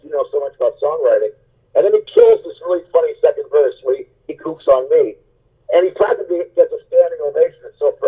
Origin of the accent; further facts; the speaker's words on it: Dallas, Pennsylvania, United States; my hometown of Dallas, Pennsylvania